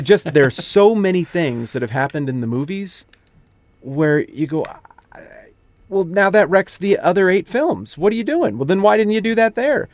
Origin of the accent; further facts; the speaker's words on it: the West, United States; I'm from the West, where I like to do mountainy things